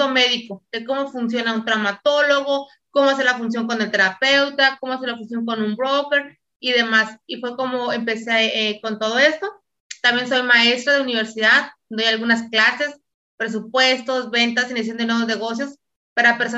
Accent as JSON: {"language": "Spanish", "region": "Mexico City", "country": "Mexico", "said": "soy de México, de la Ciudad de México."}